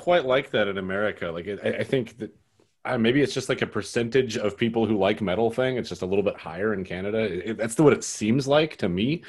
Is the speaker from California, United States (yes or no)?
no; New Mexico, United States; moved away; I grew up in New Mexico where there just wasn't really a scene.